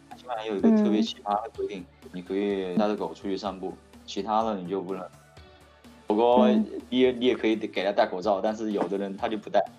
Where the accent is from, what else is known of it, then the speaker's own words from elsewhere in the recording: China; moved away as an adult; now in Spain; 然后我们中国人的话